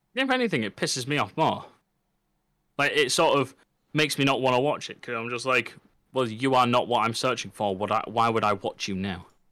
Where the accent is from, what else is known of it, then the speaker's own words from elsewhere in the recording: England, United Kingdom; I can say I'm from the United Kingdom, I can say I'm British, and I can say I'm English, but the one which matters to me is English